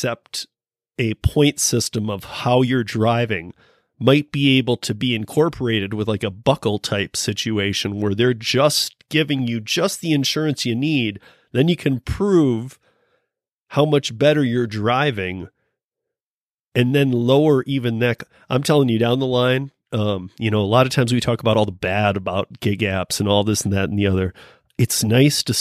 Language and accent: English; Michigan, United States; where I grew up in Michigan